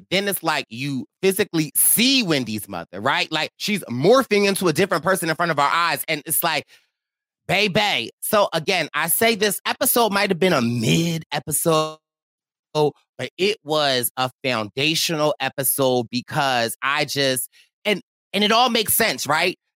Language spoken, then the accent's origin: English; Athens, Georgia, United States; I'm from Athens. I'm from Athens too.